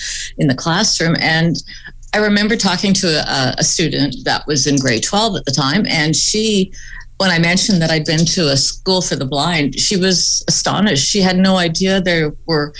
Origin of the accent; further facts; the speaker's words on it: Fraser Valley, British Columbia, Canada; now in Victoria, Canada; I grew up in the Fraser Valley, which is about an hour and a half, 2 hours outside of Vancouver.